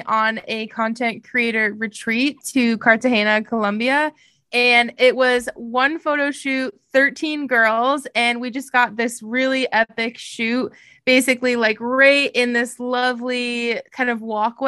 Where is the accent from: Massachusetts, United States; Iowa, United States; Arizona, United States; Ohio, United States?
Massachusetts, United States; moved away as an adult; now in Charlotte, United States; I am currently located in Charlotte, North Carolina. However, I'm from Massachusetts and like not Boston, like not exciting part of Massachusetts. I moved down here about 2 years ago.